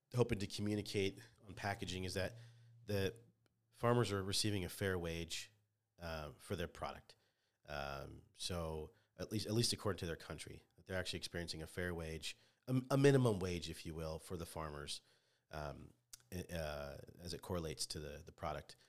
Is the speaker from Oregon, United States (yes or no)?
no; Orange, California, United States; moved away as an adult; now in Indiana, United States; born and raised in Orange of Orange County, which is Southern California